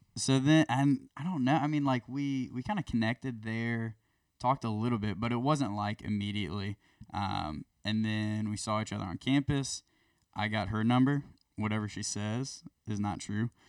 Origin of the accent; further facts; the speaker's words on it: Dunedin, Florida, United States; I grew up in Dunedin, Florida. Um, it's kind of a suburb of Tampa